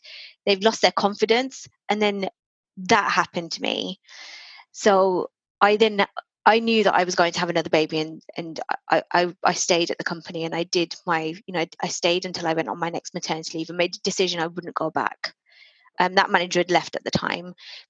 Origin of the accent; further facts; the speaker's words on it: India; as an Indian, you don't buy your own house.